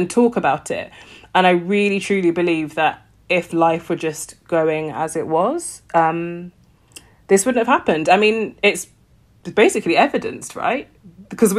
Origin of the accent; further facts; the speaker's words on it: United Kingdom; I'm a British, that like, I live in Britain